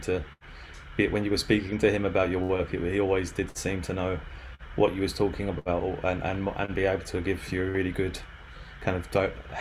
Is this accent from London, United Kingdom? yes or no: yes; London, United Kingdom; moved away as an adult; also born or lived in Reading; I'm from near London. I was I stayed in London till I was around 20 years old